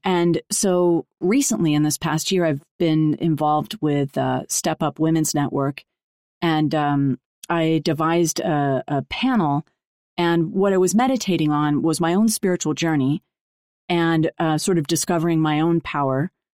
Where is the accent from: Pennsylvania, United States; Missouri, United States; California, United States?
California, United States; Los Angeles; growing up in Los Angeles in an entertainment family